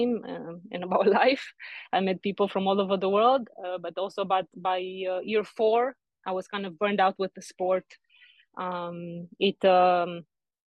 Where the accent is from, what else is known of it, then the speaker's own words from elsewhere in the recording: Arad, Arad County, Romania; I was born in Romania in the 90s, the best period in my opinion to be born. So I grew up there in a small city called Arad, close to Hungary